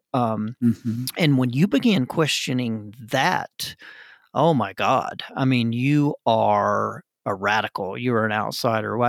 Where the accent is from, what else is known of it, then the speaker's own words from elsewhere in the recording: United States; my identity as an American